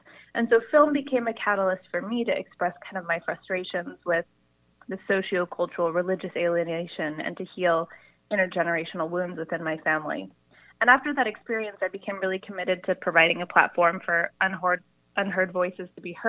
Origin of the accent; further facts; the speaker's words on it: Salt Lake City, Utah, United States; I grew up in Salt Lake City, Utah